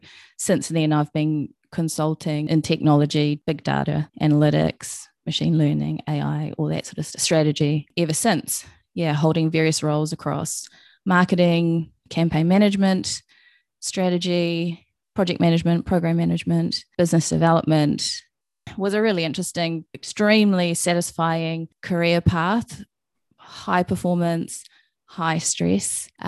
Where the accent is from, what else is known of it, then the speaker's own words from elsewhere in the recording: Hamilton, Waikato, New Zealand; born there; I'm from all over New Zealand. I was born in Hamilton, moved around a lot, and lived in the North and the South Island.